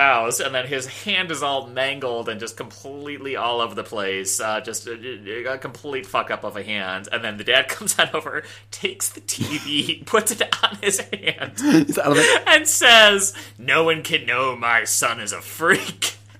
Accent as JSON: {"language": "English", "country": "Canada", "said": "This whole Marxist alcohol partition thing is new to me, and me as a Canadian."}